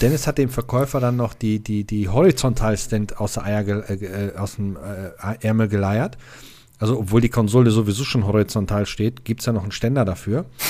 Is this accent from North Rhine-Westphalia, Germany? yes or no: yes; Stehle, North Rhine-Westphalia, Germany; Ich bin in Stehle aufgewachsen und in Stehle war ein Saturnmarkt.